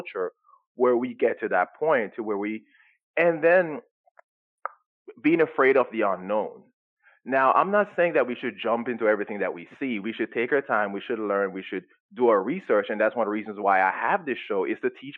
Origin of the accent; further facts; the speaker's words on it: Jamaica; moved away; I was brought up in Jamaica